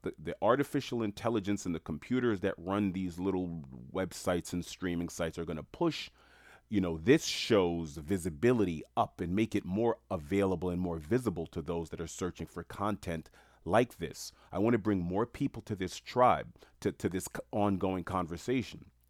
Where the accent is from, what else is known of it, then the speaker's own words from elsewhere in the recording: New York City, New York, United States; I'm Haitian American, born and raised in New York City.